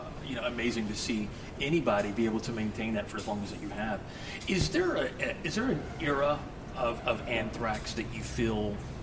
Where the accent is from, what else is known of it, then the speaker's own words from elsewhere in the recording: Dallas, Texas, United States; also born or lived in Fort Worth; I grew up here in Dallas and in the Fort Worth area.